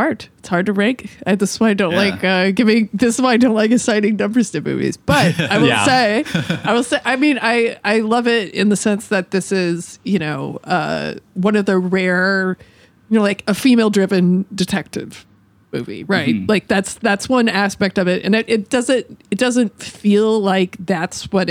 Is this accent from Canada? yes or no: no; United States; as an American viewer